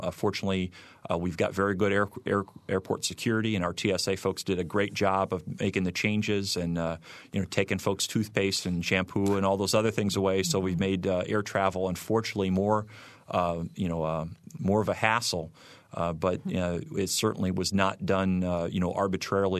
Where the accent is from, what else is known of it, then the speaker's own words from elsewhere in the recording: Michigan City, Indiana, United States; accent: Midwesterner; moved away as an adult; I grew up in Michigan City